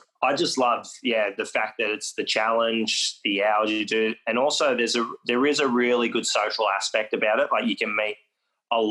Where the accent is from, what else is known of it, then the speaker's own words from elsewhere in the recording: Forster, New South Wales, Australia; where I grew up in Foster